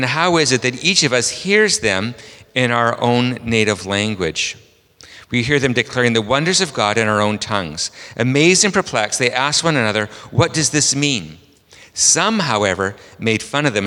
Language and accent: English; Vancouver, British Columbia, Canada; I'm from Vancouver, Canada